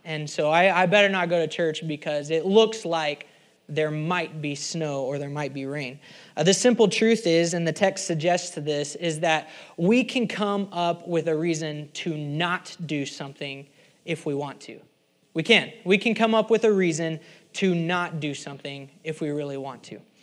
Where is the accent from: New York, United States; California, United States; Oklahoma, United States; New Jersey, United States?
Oklahoma, United States; I'm from Oklahoma